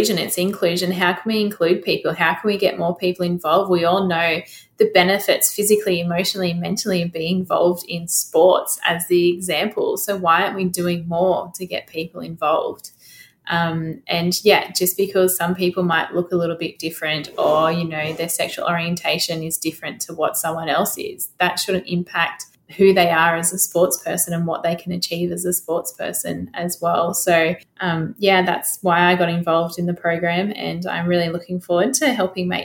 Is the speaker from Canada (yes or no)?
no; Australia; as Australian athletes and as Australians as well